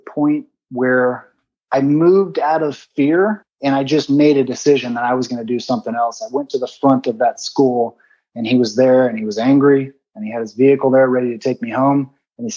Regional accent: San Bernardino, California, United States; I grew up in the Mountain View Trailer Park, which is in San Bernardino, California

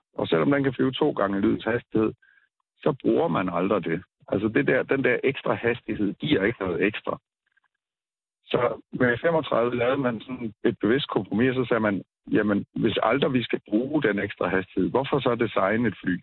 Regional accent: Denmark; jeg er fra Danmark

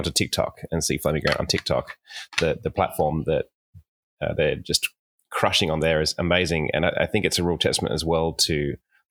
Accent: Sydney, New South Wales, Australia; I was born in Sydney, Australia

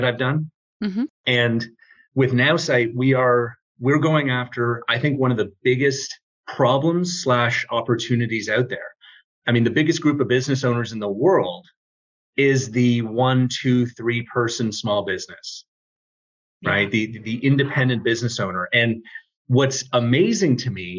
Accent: Toronto, Ontario, Canada; I am from Toronto, Canada

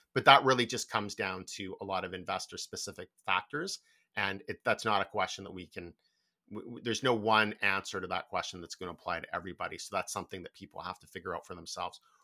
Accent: Canada; particularly for Canadians

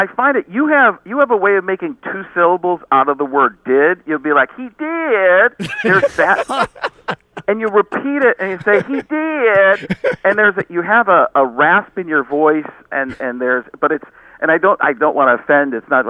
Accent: New York City, New York, United States; New York City, yeah, because I'm from New York City.

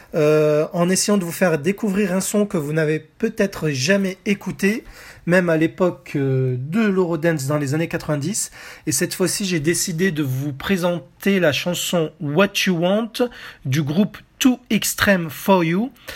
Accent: France; chez nous en France

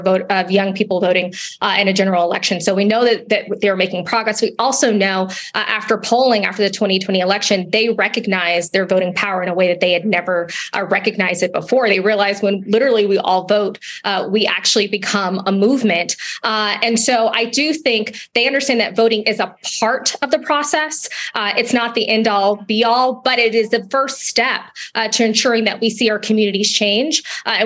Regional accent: Atlanta, Georgia, United States; I'm from Atlanta, Georgia

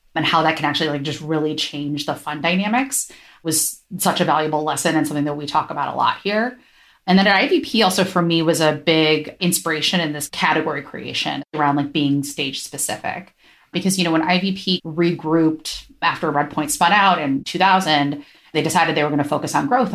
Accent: Ohio, United States; now in San Francisco, United States; I grew up in Ohio

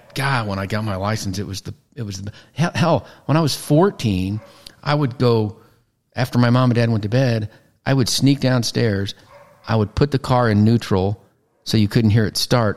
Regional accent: Missouri, United States; moved away as an adult; now in Aledo, United States; Originally from Missouri, like a lot of people, moved to Texas with uh, with my job

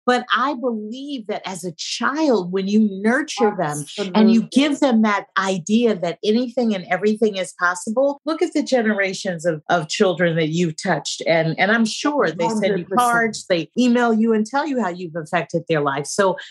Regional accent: San Francisco, California, United States; moved away; also born or lived in New York; I'm from San Francisco, born and raised. I grew up in the late 60s.

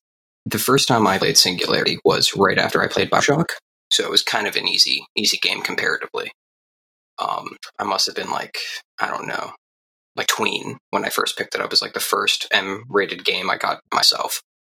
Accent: Pittsburgh, Pennsylvania, United States; I'm from Pittsburgh, Pennsylvania, in America.

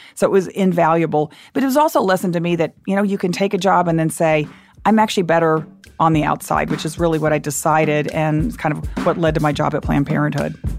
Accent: Dallas, Texas, United States; also born or lived in Austin, Texas; I grew up in Dallas, and my parents at that, in that era were against everything

